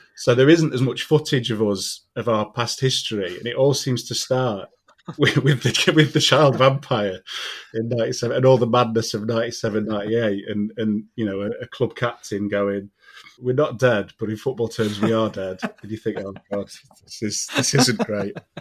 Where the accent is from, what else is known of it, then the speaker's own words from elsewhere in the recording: Doncaster, Yorkshire and the Humber, United Kingdom; moved away as an adult; I left Doncaster when I was 18